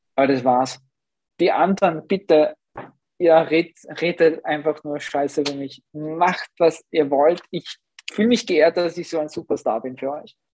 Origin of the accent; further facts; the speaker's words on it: Upper Austria, Austria; moved away; ich komme ursprünglich aus Oberösterreich